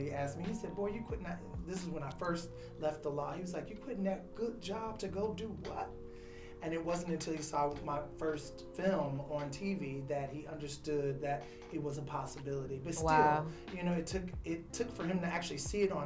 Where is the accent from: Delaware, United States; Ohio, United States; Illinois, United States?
Illinois, United States; Chicago; growing up on the South Side of Chicago